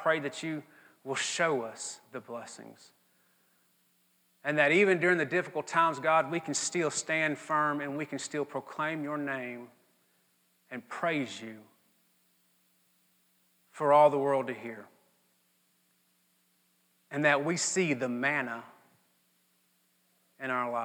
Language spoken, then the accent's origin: English; Mississippi, United States; I'm from Mississippi and this is just what Mississippians